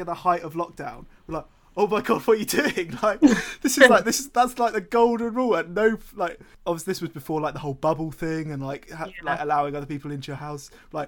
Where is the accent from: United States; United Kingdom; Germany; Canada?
United Kingdom; London; Oh, well, as am I. Do you know, I'm from London.